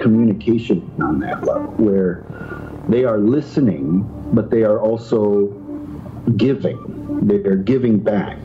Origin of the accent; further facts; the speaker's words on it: Iowa, United States; I grew up in Iowa, around the corner from Brad Steiger